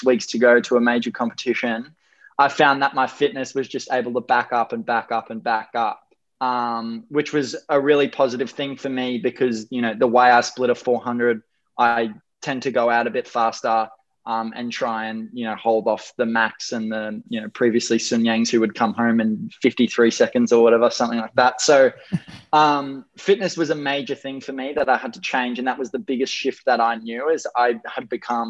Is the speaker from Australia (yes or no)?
yes; Gold Coast, Queensland, Australia; I was born and bred on the Gold Coast for just over 20 years.